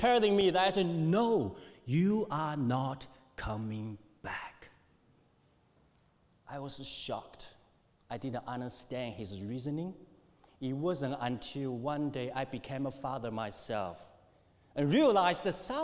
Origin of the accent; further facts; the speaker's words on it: China; moved away; when I was growing during China's economic boom, things were a lot different for me